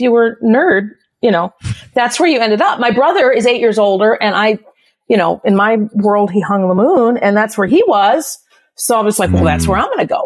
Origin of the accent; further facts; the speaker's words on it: South Bend, Indiana, United States; I was born in South Bend, Indiana